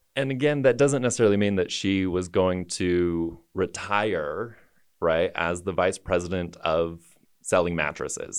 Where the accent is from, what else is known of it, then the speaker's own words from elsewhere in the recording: Taylorsville, Utah, United States; moved away as an adult; also born or lived in New York City; born and raised in Taylorsville, Utah